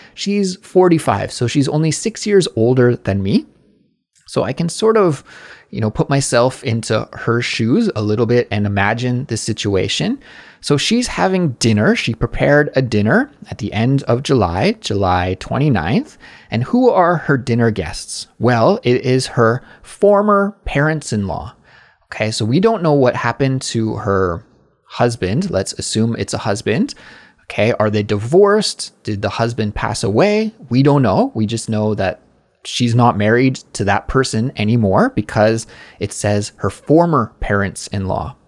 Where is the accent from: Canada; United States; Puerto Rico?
Canada; now in South Korea; I'm a Canadian, but I'm living abroad in South Korea